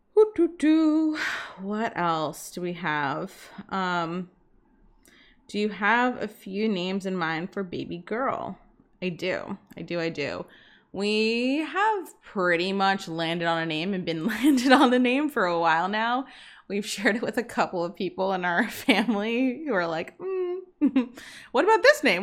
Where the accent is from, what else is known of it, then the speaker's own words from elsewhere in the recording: Boston, Massachusetts, United States; now in Bermuda; I'm from Boston, and we used to go back to Boston, like, once a month from Bermuda